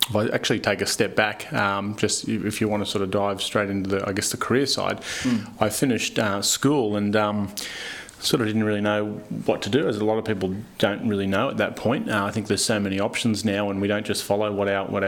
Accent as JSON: {"language": "English", "town": "Newcastle", "region": "New South Wales", "country": "Australia", "tie": "born or raised there", "also_born_or_lived": "Central Coast, New South Wales", "said": "Started with the local primary school, progressed on to obviously high school here in Newcastle"}